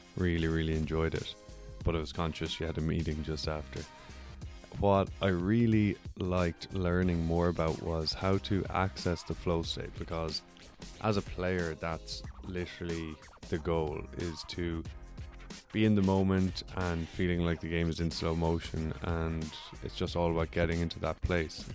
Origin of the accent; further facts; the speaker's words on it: Ireland; also born or lived in United States; now in Vancouver, Canada; I'm from Ireland.